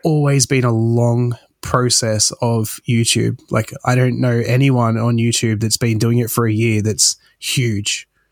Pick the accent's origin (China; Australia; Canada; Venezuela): Australia; born or raised there